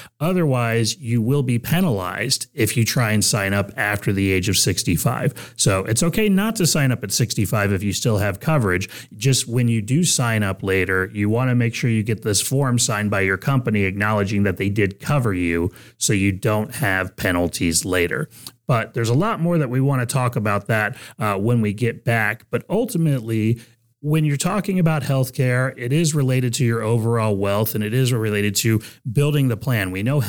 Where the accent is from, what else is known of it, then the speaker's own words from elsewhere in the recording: Texas, United States; now in Ohio, United States; But, you know, I come from Texas when I moved up here, and, you know, it's beautiful in Ohio.